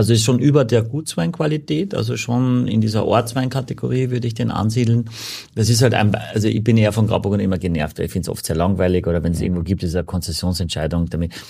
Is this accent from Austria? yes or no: yes; Gallizien, Carinthia, Austria; also born or lived in Klagenfurt; now in Hamburg, Germany; in Klagenfurt bin ich geboren, ich komme aus Galizien, am ähm, Klobeinersee